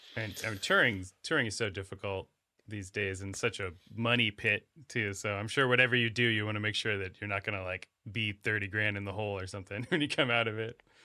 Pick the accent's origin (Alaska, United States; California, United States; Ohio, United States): Alaska, United States; moved away; I grew up in Alaska